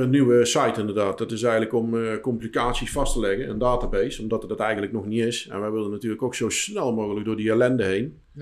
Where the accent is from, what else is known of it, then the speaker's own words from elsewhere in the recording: 's-Hertogenbosch, North Brabant, Netherlands; In de Mos. Okay. Dus, mijn geboortestad